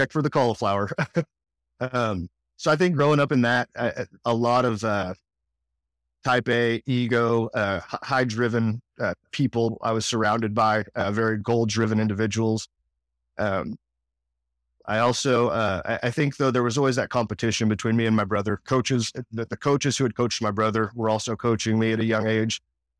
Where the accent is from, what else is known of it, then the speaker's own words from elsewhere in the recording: Louisiana, United States; born there; I was born just outside of New Orleans, Louisiana, but didn't live there very long.